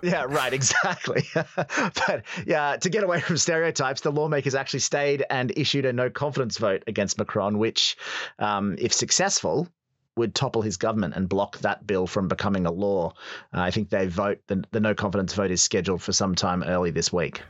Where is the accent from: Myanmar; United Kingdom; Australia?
Australia; as a young boy growing up in Australia